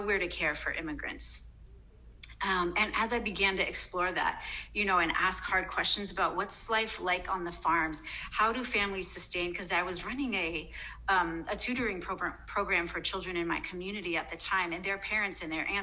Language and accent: English; United States; as an American in a non-American context